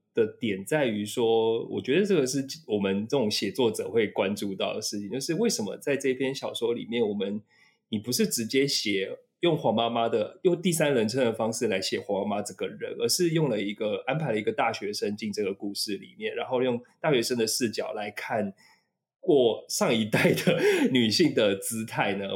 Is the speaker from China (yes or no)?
no; Taipei, Taiwan; 我老家内湖附近哪边有什么植物